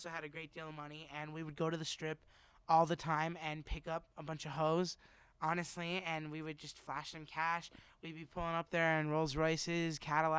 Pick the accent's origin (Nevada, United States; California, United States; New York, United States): New York, United States; My family is a fan of the Giants, too, because we're from New York.